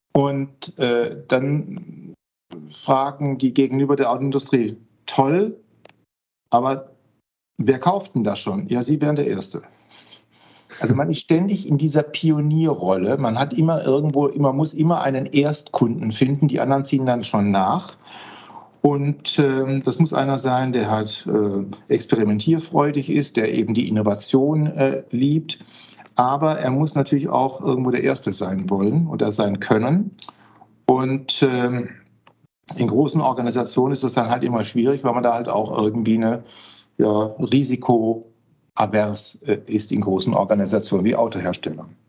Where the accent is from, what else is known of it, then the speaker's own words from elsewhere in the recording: Heilbronn, Baden-Württemberg, Germany; moved away as an adult; also born or lived in Westphalia / Osnabrück; now in Paderborn, Germany; Ich bin zwar Westfaler, aber im Schwabenland aufgewachsen.